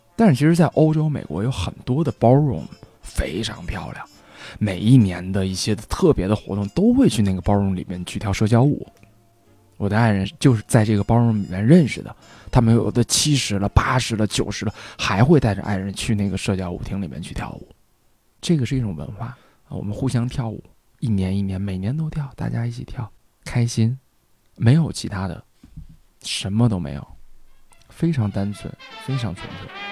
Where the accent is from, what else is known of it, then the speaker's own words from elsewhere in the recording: Northeast China, China; now in Beijing, China; 因为我以前在东北学的萨克斯